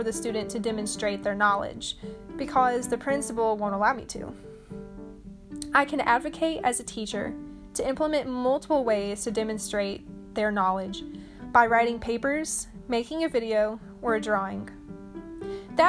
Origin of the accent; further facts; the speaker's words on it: Arkansas, United States; here in Little Rock, Arkansas